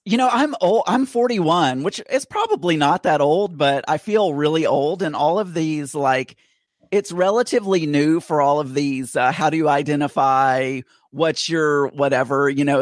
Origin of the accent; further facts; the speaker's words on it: South Arkansas, United States; I grew up in Arkansas and in a very small town, about six thousand people.